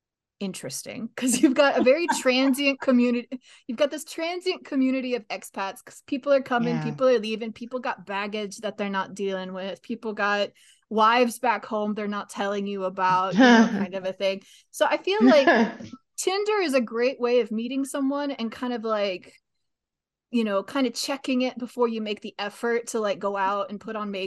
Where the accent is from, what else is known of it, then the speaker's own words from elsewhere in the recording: United States; moved away as an adult; also born or lived in South Korea / UAE / Texas; now in Vietnam; I'm American, and I've been a language educator since 2009. Since then, I've worked in the US, South Korea, the UAE, and I currently live in Vietnam.